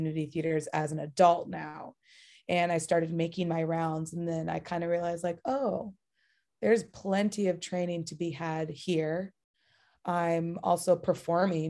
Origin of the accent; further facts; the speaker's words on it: Bay Area, California, United States; I'm from the Bay Area, so very close to San Francisco